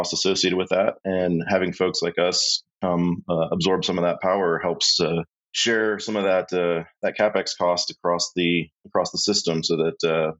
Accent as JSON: {"language": "English", "region": "Texas", "country": "United States", "tie": "born or raised there", "also_born_or_lived": "Austin", "said": "I grew up in Texas, born here, so Texas boy all the way through"}